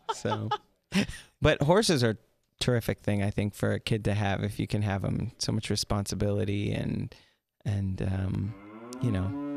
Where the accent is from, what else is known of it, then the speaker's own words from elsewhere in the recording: Wisconsin, United States; also born or lived in Los Angeles; now in Las Vegas, United States; I'm originally from Wisconsin